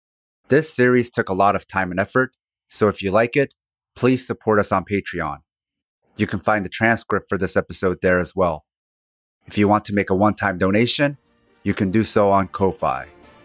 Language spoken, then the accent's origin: English; South Korea; Even the name of my home country, Korea, was an invented word by the Dutch East India Company.